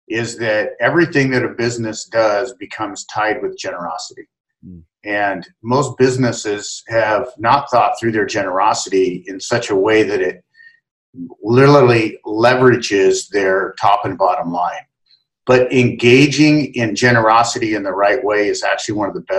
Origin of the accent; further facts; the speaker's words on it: Salem, Oregon, United States; moved away as an adult; now in Seattle, United States; I began my aging process back in Salem, Oregon, and then came up to Seattle, met my wife in college